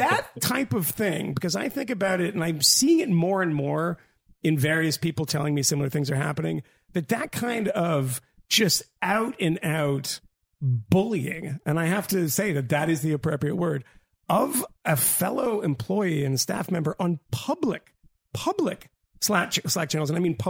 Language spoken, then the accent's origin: English; Australia; I just, I'm Australian.